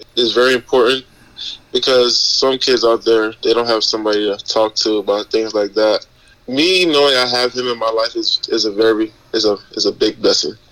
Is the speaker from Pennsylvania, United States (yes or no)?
no; North Miami, Florida, United States; I grew up in north miami I was born in Florida